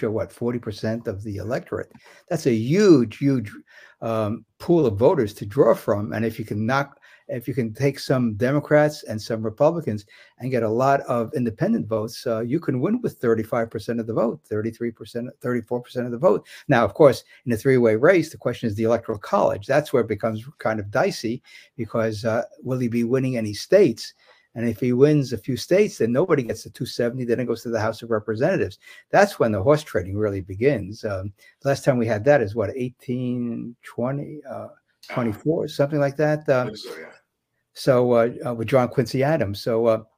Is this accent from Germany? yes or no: yes; Germany; moved away; I was born in West Germany after World War II.